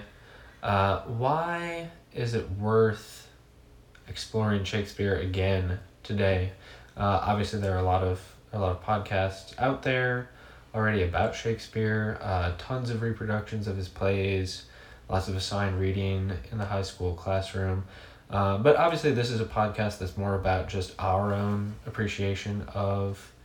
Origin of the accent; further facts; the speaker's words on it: New Orleans, Louisiana, United States; also born or lived in Dallas, Texas; now in Hot Springs, United States; I grew up in New Orleans